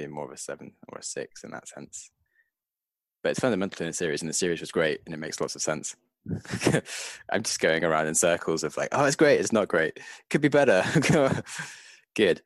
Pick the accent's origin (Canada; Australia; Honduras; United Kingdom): United Kingdom; being British